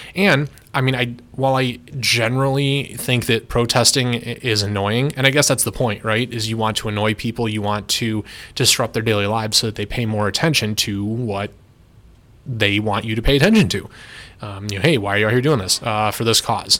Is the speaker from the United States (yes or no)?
yes; United States; as an American who used to be very, very heavily Democratic